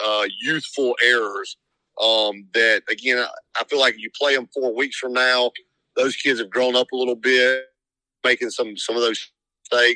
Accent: French Camp, Mississippi, United States; I grew up in French Camp in the middle of nowhere

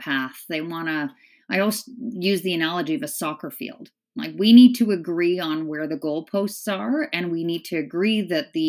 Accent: Northern Ontario, Canada; also born or lived in Scotland; We moved from Scotland to a small town in Northern Ontario

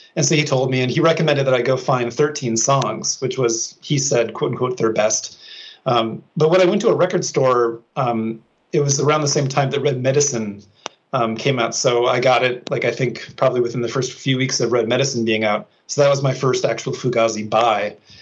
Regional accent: Minnesota, United States; moved away as an adult; when i was back in my hometown in minnesota

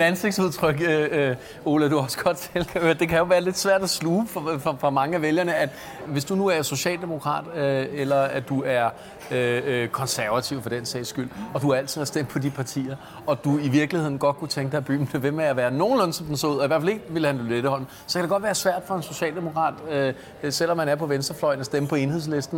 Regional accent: Copenhagen, Capital Region of Denmark, Denmark; jeg er opvokset på Østerbro

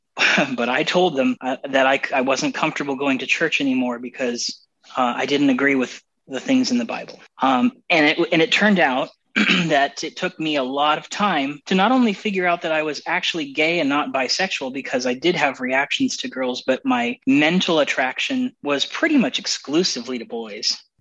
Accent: Arizona, United States; I grew up in Arizona

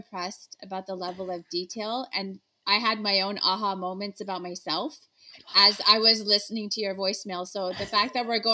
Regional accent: Toronto, Ontario, Canada; moved away as an adult; now in San Francisco Bay Area, United States; grew up in Toronto, Canada. I moved to the Bay Area, San Francisco, in 2009 with my husband.

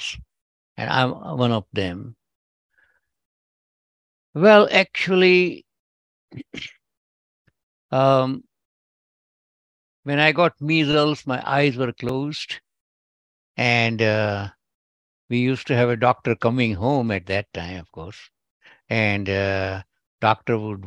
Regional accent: India; first language Gujarati; English is a second language; moved away as an adult; now in United States; my accent might tell, but I'm originally from India, and I have all my education in India.

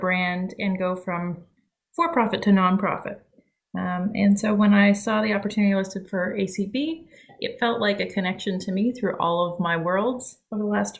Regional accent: Ottawa, Ontario, Canada; moved away as an adult; also born or lived in London, Ontario / Alabama; now in Savannah, United States; Born and raised in Canada my whole life in the capital city, Ottawa

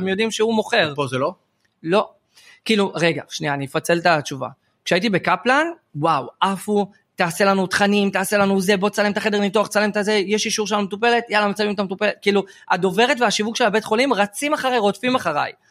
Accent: Or Yehuda, Central District, Israel; באור יהודה, שבט

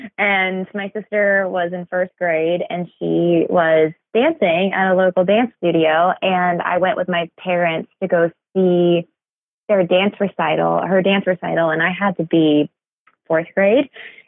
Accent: Athens, Georgia, United States; I'm from Athens, Georgia.

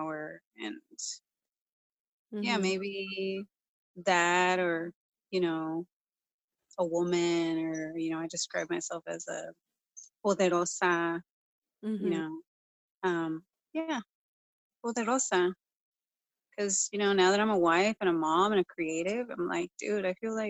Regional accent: Southern California, United States; now in Bay Area, United States; I'm from Southern California. When I moved up here, it was such a culture shock

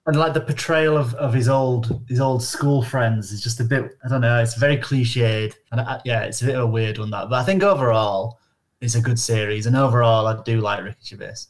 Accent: Northern England, United Kingdom; accent: monotone northern; some of us are monotone northern accents like myself

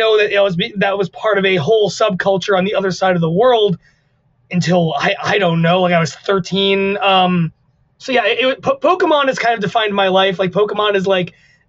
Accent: the Adirondacks, upstate New York, United States; I am an upstate New York boy. The Adirondacks

